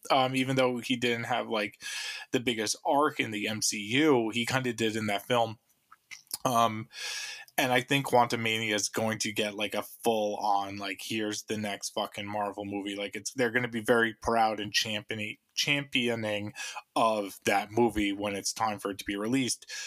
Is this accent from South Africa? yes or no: no; New York, United States; an American of Mediterranean descent, from New York